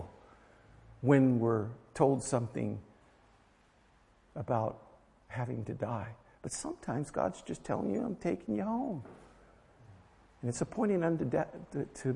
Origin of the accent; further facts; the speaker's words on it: United States; I'm American